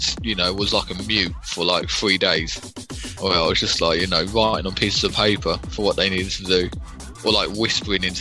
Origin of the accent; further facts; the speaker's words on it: United Kingdom; we are very British